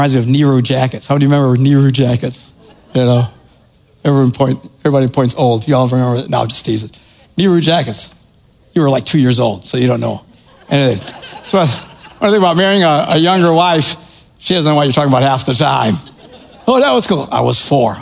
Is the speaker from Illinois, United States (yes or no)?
no; Wisconsin, United States; I'm from Wisconsin